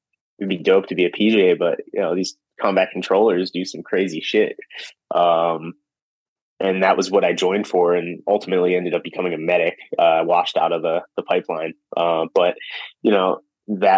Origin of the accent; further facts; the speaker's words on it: Philadelphia, Pennsylvania, United States; moved away as an adult; also born or lived in Orlando, Florida; now in Philadelphia, United States; I'm from Philly, but and I'm proud to be from Philly